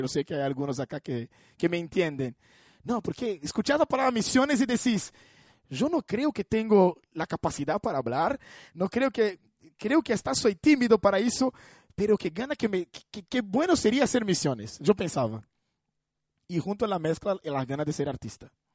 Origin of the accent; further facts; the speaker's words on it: Brazil; Spanish is a second language; moved away; me reunía con personas eh, en mi iglesia ahí en Brasil